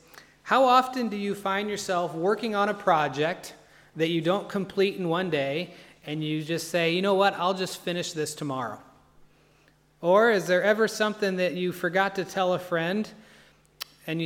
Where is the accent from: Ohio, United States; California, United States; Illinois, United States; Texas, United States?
Illinois, United States; moved away as an adult; also born or lived in Virginia, County Cavan, Ireland; now in Ireland; You can tell by our accents we are from the U.S.